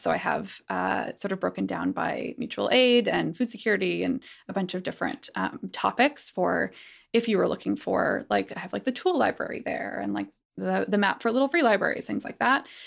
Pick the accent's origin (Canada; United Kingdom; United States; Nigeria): Canada; Calgary, Alberta; moved away; I grew up in Calgary, which is a much warmer place in terms of this